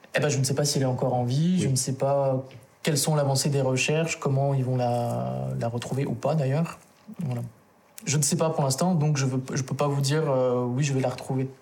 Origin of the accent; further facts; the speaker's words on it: Lyon, Auvergne-Rhône-Alpes, France; also born or lived in Guatemala; adopté tout petit par une famille, un couple de Français. À, à Lyon, en fait, dans, en région lyonnaise. voilà, et tout, en fait, toute mon enfance